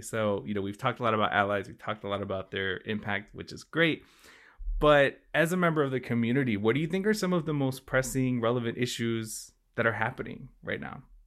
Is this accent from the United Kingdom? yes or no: no; Chicago, Illinois, United States; also born or lived in Connecticut; I grew up in Chicago